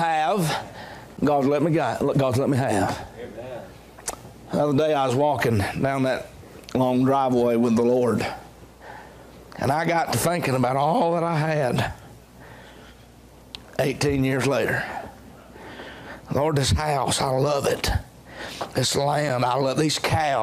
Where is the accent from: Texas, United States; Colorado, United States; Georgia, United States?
Georgia, United States; Dalton; moved away as an adult; also born or lived in Augusta, Georgia; now in Hephzibah, United States; I grew up in Dalton, Georgia